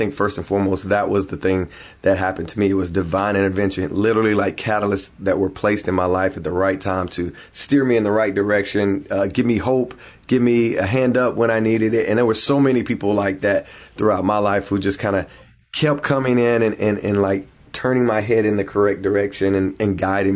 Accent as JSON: {"language": "English", "town": "Hickory", "region": "North Carolina", "country": "United States", "tie": "born or raised there", "said": "I was born and raised in Hickory, North Carolina"}